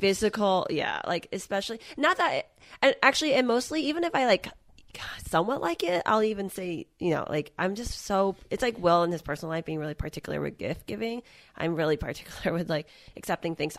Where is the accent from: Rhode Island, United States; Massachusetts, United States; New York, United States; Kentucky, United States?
Massachusetts, United States; I'm from Massachusetts